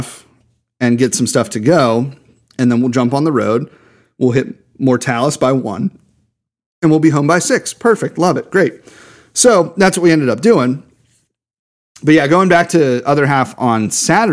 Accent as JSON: {"language": "English", "town": "Pittsburgh", "region": "Pennsylvania", "country": "United States", "said": "Yeah, I'm from North Hills"}